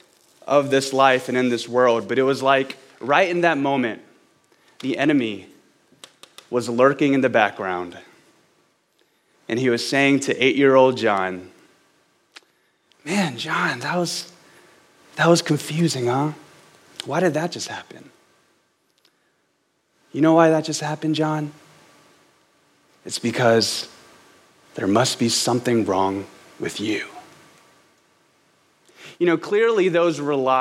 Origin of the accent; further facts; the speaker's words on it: Baton Rouge, Louisiana, United States; moved away as an adult; also born or lived in Los Angeles; now in Austin, United States; I'm from Baton Rouge, Louisiana, and as much as I love my hometown